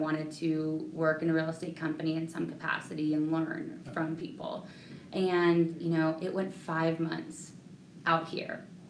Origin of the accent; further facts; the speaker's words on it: Central California, United States; moved away as an adult; I actually was born and raised in Central California area.